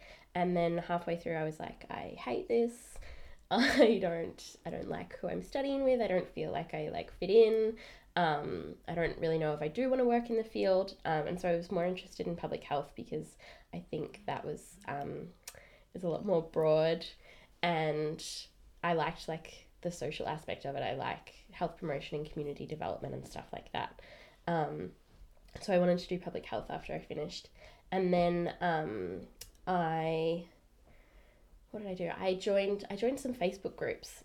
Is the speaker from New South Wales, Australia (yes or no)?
no; Melbourne, Victoria, Australia; I am from Melbourne